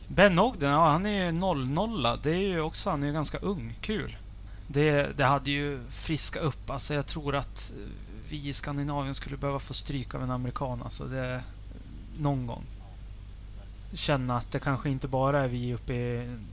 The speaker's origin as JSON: {"language": "Swedish", "country": "Sweden", "said": "som svensk"}